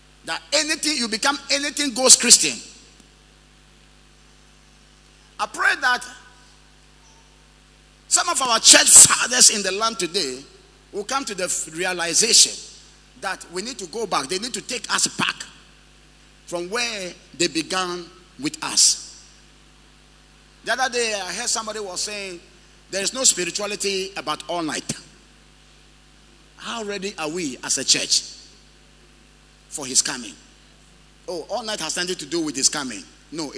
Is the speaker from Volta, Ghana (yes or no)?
yes; Tegbi, Volta, Ghana; moved away; I was in my hometown the other day, Tegbi